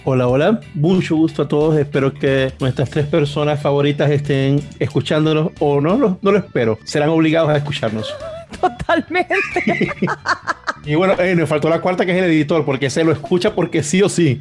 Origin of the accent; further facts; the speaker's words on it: Venezuela; somos venezolanos